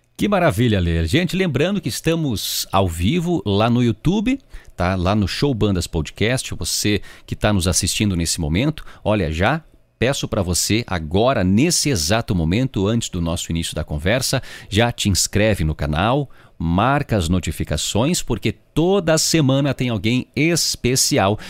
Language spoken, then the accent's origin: Portuguese; Rio Grande do Sul, Brazil; eu sou da região da fronteira oeste do estado, eu sou lá do Itaquina.